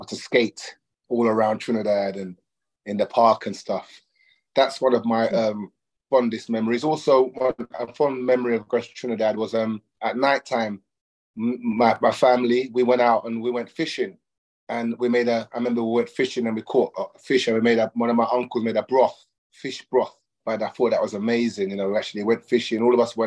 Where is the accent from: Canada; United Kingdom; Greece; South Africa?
United Kingdom; London; I'm born in London, in the UK, in London, in a place called Harlesden, in 1971